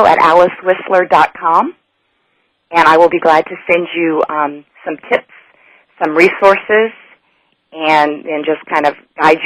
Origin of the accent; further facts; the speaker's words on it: Japan; now in United States; North Carolina, which I've grown to call home, even though I grew up overseas in Japan.